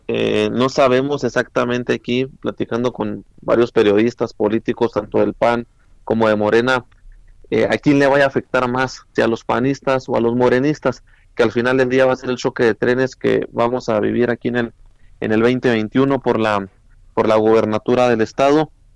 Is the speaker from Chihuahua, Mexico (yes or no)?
yes; Chihuahua, Mexico; los que somos de acá, del Estado Grande